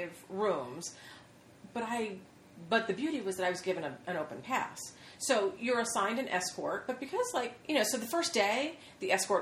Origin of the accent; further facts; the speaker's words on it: Philadelphia, Pennsylvania, United States; I grew up in Philadelphia, which, like, it's not that far.